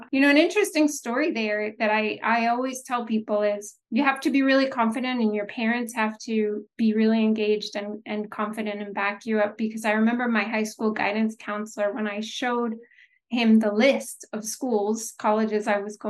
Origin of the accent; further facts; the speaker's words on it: United States; born there; So I am first generation born in the U.S. My parents left Haiti under the Duvalier dictatorship